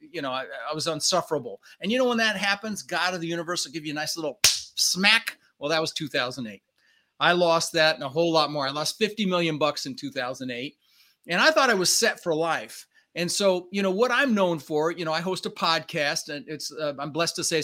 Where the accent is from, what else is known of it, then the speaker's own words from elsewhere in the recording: Denver, Colorado, United States; English is a second language; also born or lived in Netherlands; And we ended up in Denver, Colorado